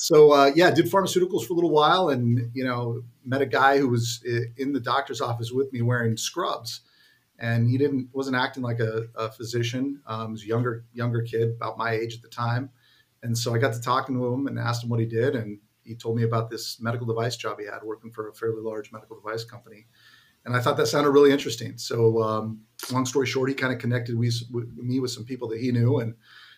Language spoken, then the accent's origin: English; San Jose, California, United States; also born or lived in Santa Clara, California; now in Danville, United States; I grew up in the San Jose area